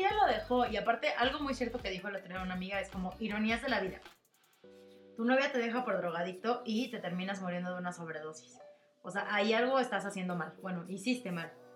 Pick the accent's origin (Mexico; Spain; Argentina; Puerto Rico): Mexico; nosotros que tenemos esta costumbre como mexicanos del 2 de, del de noviembre